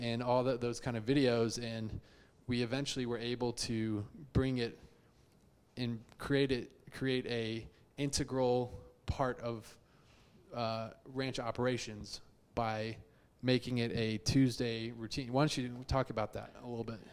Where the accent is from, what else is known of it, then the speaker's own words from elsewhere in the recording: Houston, Texas, United States; also born or lived in Chicago; I am from Houston, born and raised. I actually grew up not too far from the ranch office in uh, Memorial